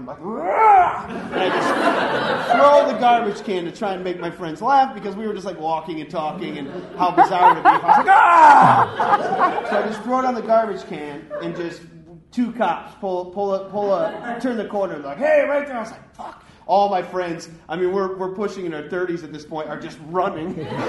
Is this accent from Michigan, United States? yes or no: yes; Clarkston, Michigan, United States; born or raised there